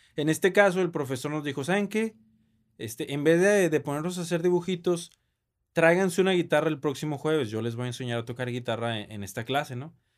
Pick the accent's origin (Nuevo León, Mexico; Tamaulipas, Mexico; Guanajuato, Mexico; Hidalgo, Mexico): Nuevo León, Mexico; Monterrey; Yo nací aquí en la ciudad de Monterrey, orgullosamente